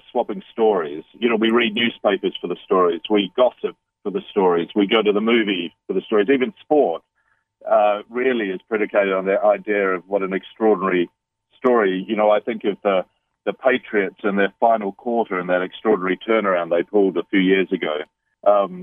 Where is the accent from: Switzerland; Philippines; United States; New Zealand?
New Zealand; also born or lived in London, United Kingdom / Bali, Indonesia; now in United Kingdom; I'm a Kiwi. I'm a New Zealander, though I've lived in London in the United Kingdom. I'm currently living in Bali, finishing another book, but I live in the United Kingdom, really. And so I've been away from home for a long time, but every New Zealander grows up with the All Blacks